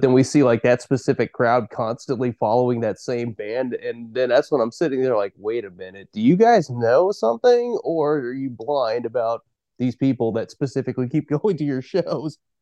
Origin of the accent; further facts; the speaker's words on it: Eastern Oregon, United States; also born or lived in Salem, Oregon; I grew up in Eastern Oregon, and I've been in about Salem for ten years now